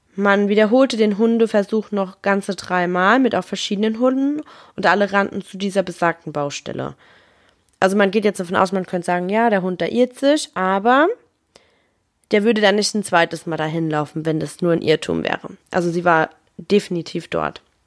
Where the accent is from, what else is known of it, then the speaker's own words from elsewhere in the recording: Germany; bei uns in Deutschland